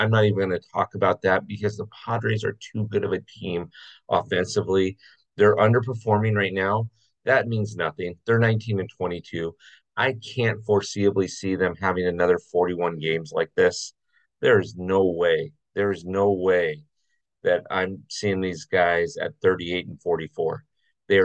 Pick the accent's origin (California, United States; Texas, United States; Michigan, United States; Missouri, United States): California, United States; Southern; I'm from Southern California